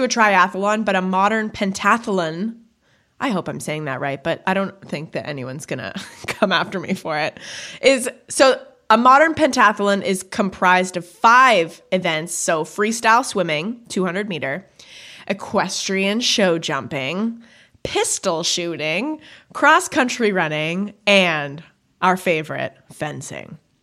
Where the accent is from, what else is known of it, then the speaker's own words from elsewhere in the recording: Canada; I know I say bag weird, I'm Canadian